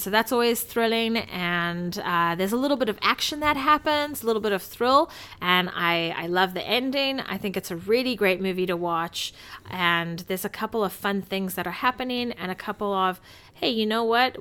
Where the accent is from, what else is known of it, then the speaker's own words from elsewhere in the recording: South Africa; I'm South African